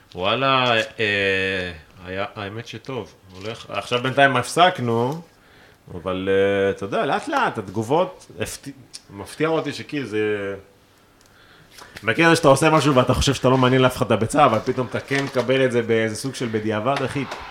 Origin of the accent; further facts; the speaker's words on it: Israel; אני מישראל